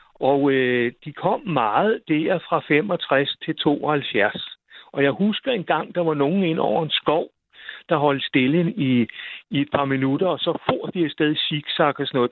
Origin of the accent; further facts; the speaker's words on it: near Roskilde, Zealand, Denmark; Jeg kommer fra en lille landsby uden ved siden af Roskilde